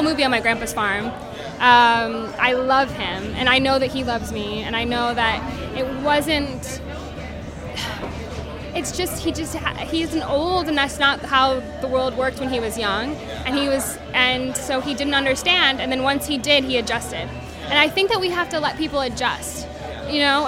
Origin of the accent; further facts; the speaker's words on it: South Dakota, United States; now in Los Angeles, United States; growing up in South Dakota because no one looked like me